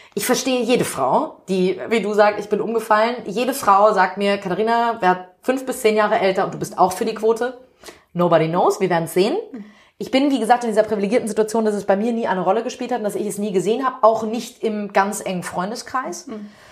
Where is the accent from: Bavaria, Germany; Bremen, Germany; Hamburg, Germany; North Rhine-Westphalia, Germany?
Hamburg, Germany; ich bin in einem privilegierten Stadtteil Winterhude in mhm. Hamburg aufgewachsen